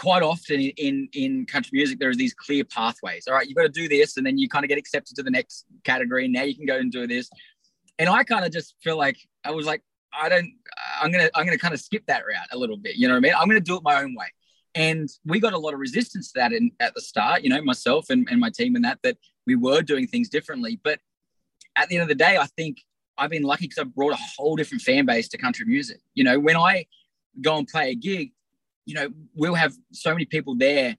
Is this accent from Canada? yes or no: no; Australia; I'm from Australia